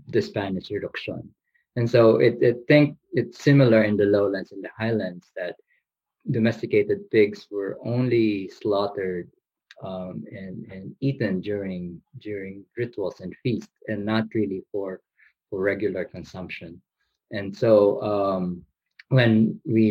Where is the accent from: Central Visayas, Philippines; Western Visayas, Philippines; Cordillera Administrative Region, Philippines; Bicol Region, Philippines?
Bicol Region, Philippines; moved away; the region that I grew up in the Vico region